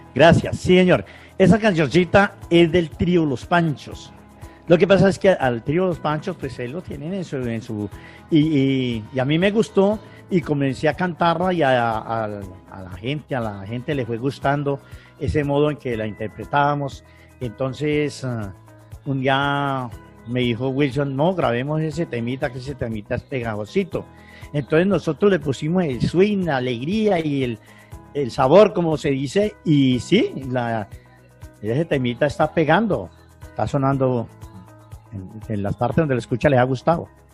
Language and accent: Spanish; Florida, Valle del Cauca, Colombia; also born or lived in El Espinal, Tolima; A la edad de cinco años llegué aquí al valle y pues me crié arriba en las lagunas, en el páramo